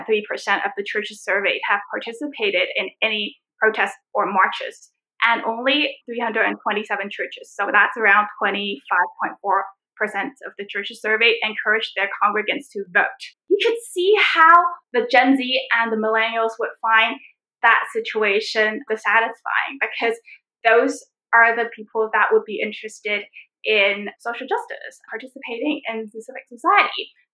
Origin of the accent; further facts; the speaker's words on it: Canada; now in Hong Kong; It's just like, I'm also a Canadian.